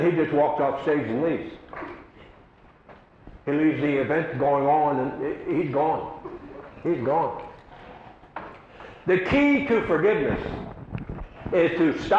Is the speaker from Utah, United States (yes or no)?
no; Havre de Grace, Maryland, United States; moved away; That's my hometown, Havity Grace